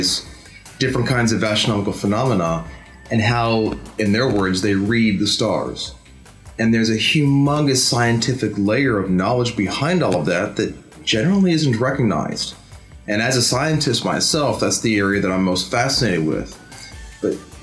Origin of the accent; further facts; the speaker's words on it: United States; moved away; as an American